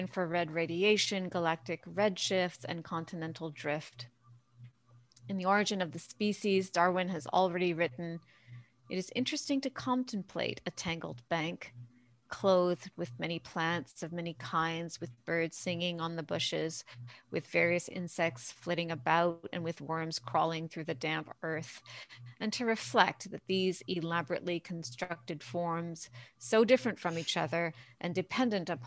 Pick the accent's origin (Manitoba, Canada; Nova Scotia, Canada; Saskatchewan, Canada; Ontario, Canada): Ontario, Canada; Thunder Bay; also born or lived in Sudbury, Ontario; now in Guelph, Canada; But I was born in Thunder Bay.